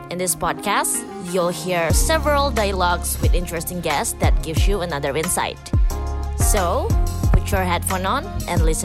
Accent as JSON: {"language": "Indonesian", "town": "Surabaya", "region": "East Java", "country": "Indonesia", "tie": "born there", "also_born_or_lived": "Bali", "said": "Saya lahir di Surabaya, kemudian saya menemukan menyelesaikan pendidikan dokter saya di Fakultas Udayana Bali."}